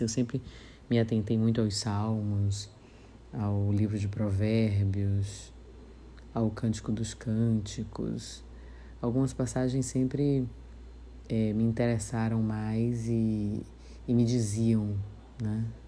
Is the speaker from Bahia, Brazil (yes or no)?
yes; Salvador, Bahia, Brazil; um tio-avô que tinha um açougue em Piripiri, no subúrbio ferroviário, onde eu morei boa parte da vida.